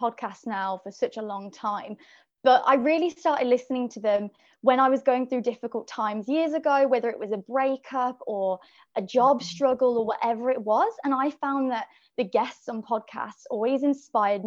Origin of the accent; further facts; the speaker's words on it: Birmingham, West Midlands, United Kingdom; now in London, United Kingdom; I'm from Birmingham in the UK, but I live in London